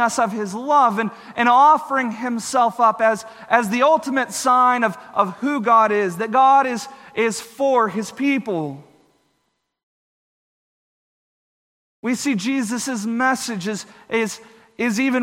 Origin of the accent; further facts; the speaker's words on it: Texas, United States; where I grew up in Texas